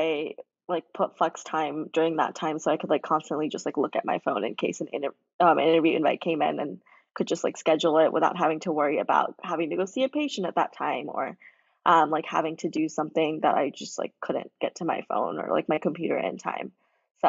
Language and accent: English; Arizona, United States; now in Sugar Land, United States; I grew up in Arizona, but now live in Sugar Land, Texas